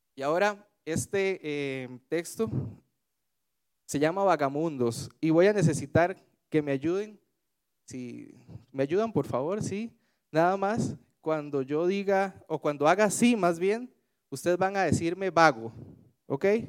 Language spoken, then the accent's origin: Spanish; Alajuela, Costa Rica; now in Tibás, Costa Rica; yo soy de Alajuela, a pesar de que eh, ahora vivo en Tibás soy oriundo de Desamparados de Alajuela